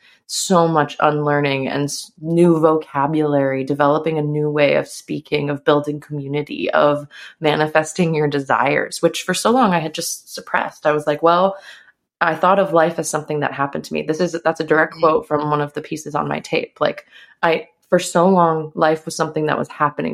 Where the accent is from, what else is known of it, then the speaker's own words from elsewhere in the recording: a small town outside of Chicago, Illinois, United States; I grew up in Chicago, in a small town outside of Chicago.